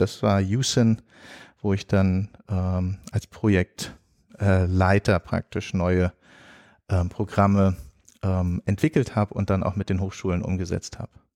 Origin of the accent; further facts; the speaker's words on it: Germany; moved away as an adult; also born or lived in Mostar / Catalonia; als Deutscher